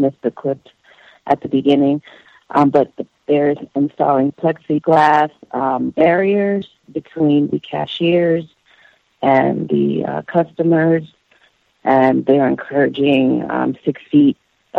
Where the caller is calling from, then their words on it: Florida, United States; I'm calling from Florida.